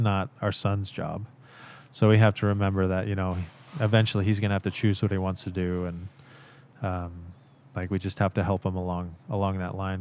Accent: Central Oregon, United States; I grew up in Central Oregon

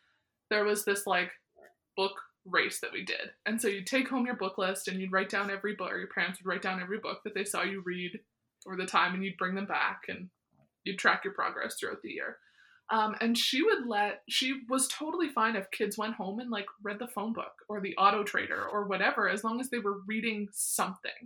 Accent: near Weyburn / Estevan, Saskatchewan, Canada; growing up near Weyburn Nestavan

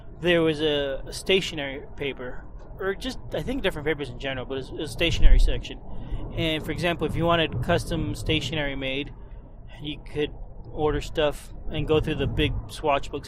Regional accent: Florida, United States; when I was growing up in Florida

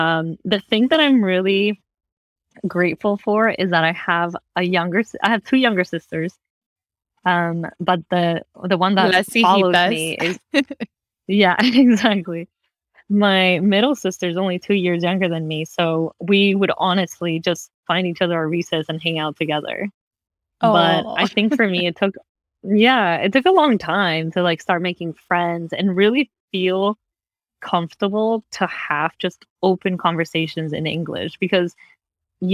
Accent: Valencia, California, United States; I grew up in Valencia. I don't know if you know that town, but it's where Magic Mountain is.

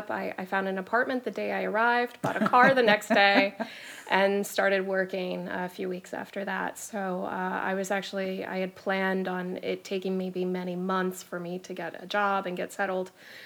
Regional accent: Florida, United States; moved away as an adult; also born or lived in London / Washington, D.C.; now in Reykjavík, Iceland; I'm originally from Florida, which is probably the dead opposite of Iceland in terms of weather and culture. I left Florida when I was 18 years old, though. So I lived in different parts of Europe. I did university in London and Poland, Czech Republic, Switzerland, before returning to the States.

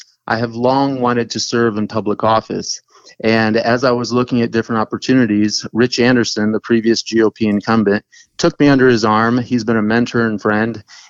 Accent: Brazil; moved away as an adult; also born or lived in Texas; now in United States; I was born in Texas, and then when I was three, my dad took us back down to Brazil, and because his dad actually worked there for a number of years. And so I wouldn't exchange that background for anything. From age 3 to 19, I grew up there.

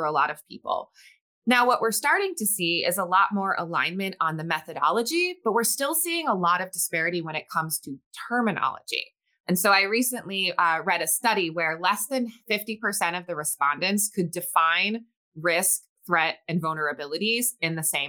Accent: New England, United States; moved away as an adult; also born or lived in Boston; now in Arizona, United States; I grew up in the New England area and actually went to college in Boston and then made the cross-country leap over to Arizona about 15 years ago.

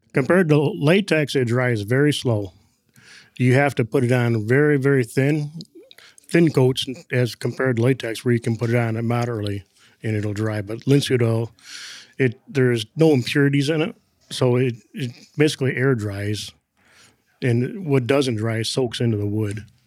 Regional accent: Flint, Michigan, United States; I was born in Flint, Michigan, back in nineteen seventy-two

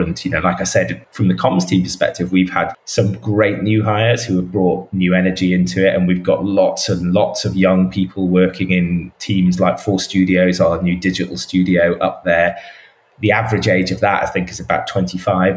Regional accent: the north of England, United Kingdom; moved away; also born or lived in London; I speak as a Northerner as well

